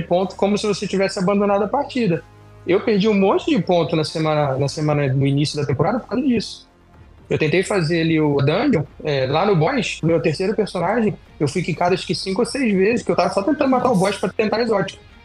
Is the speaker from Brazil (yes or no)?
yes; Brazil; moved away; eu sou brasileiro, eu moro fora do Brasil